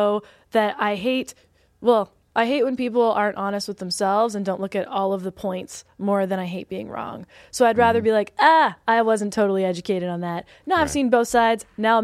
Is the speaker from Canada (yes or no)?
yes; Canada; moved away; because I'm from Canada and it's very like anti-gun.